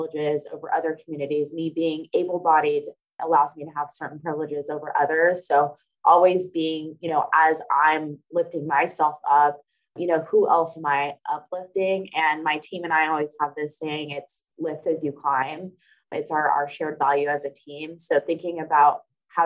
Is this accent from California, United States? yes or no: yes; Bay Area, Northern California, United States; moved away as an adult; also born or lived in Stockton, California; now in Atlanta, United States; I'm originally from California, specifically Northern California, and I was born and raised in the Bay Area in between there and Stockton, California